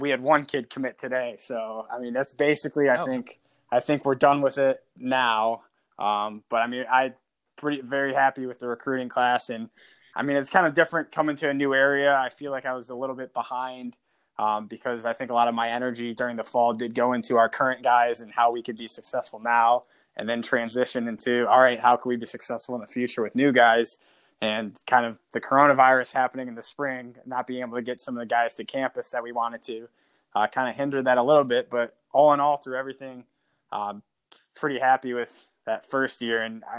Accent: Ohio, United States; because I do think growing up in Northwest Ohio, like, you have a lot of those intangibles.

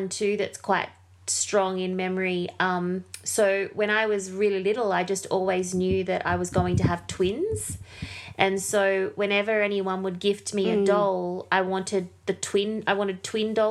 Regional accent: Windsor, New South Wales, Australia; our first home where I was born in Windsor in New South Wales

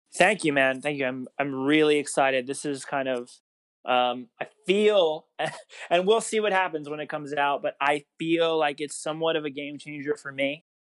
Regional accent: Long Island, New York, United States; moved away as an adult; also born or lived in Rockland County, New York; now in Los Angeles, United States; I grew up on Long Island, moved from there when I was like I don't even know, maybe I don't know, probably middle school ish, and I moved to uh, Rockland County, New York

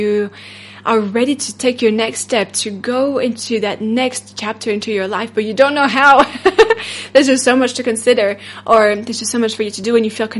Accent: France; accent: French; English is a second language; my French accent

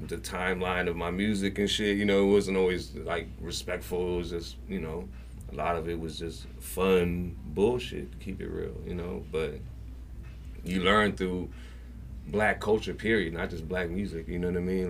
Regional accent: San Francisco, California, United States; growing up in the Fillmore and growing up in the Mission

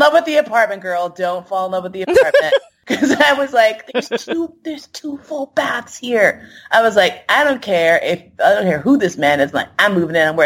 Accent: New York City, New York, United States; moved away as an adult; also born or lived in San Francisco; I moved from San Francisco back home to New York

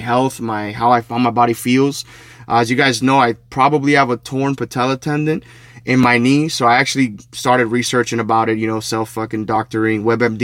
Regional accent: Hialeah, Florida, United States; in front of a park called Bright Park where I grew up in Hialeah.

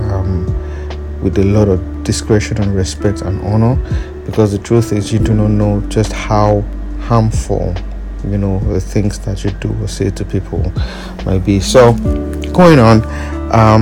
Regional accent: Nigeria; as a Nigerian

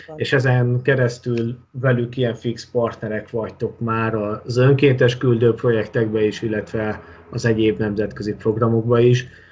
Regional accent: Hungary; én magyarként

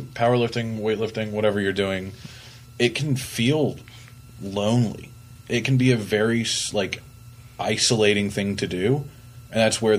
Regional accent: Columbia, South Carolina, United States; moved away; I work out back at home. I'm from Columbia, the, like, Irmo area. There's not a ton of options.

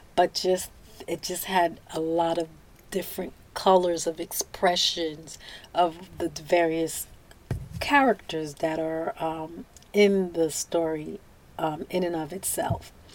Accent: United States; also born or lived in Haiti (ancestry); I was born in the United States

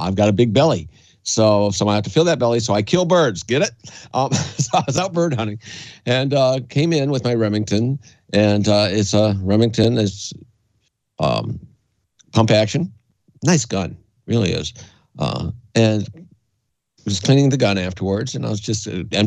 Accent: Canada; also born or lived in Gaylord, Michigan, United States; now in United States; I was born in Gaylord, but my father moved me to Canada at a relatively young age. I was still, I think, for grade one. Went to school over in Canada

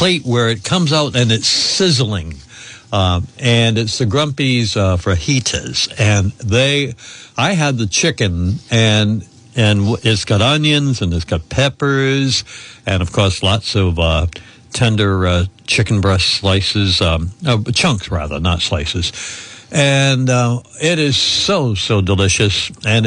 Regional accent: Woonsocket, Rhode Island, United States; my growing up in Woonsocket.

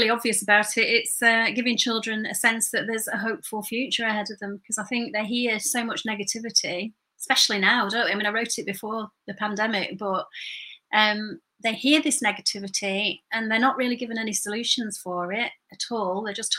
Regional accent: Burnley, North West England, United Kingdom; But you know, when I grew up in Burnley, and I felt that the message that I was getting as I was growing up was that the ultimate goal was to get out of there.

